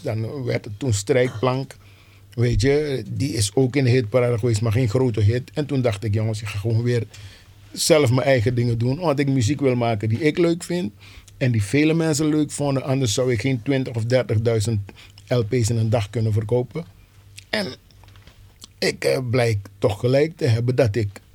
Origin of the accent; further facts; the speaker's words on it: Suriname; now in Amsterdam, Netherlands; Ik kom zelf uit Suriname